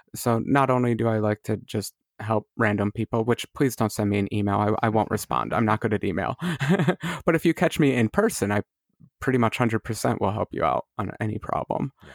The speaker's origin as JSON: {"language": "English", "country": "United States", "said": "as an American"}